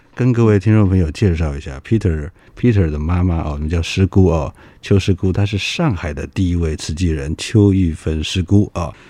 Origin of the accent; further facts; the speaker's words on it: Kaohsiung, Taiwan; 我是高雄人